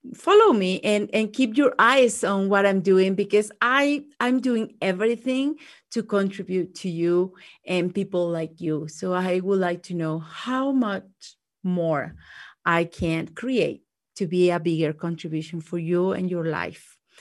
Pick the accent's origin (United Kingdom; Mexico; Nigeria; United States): Mexico; English is a second language; moved away; growing up in Mexico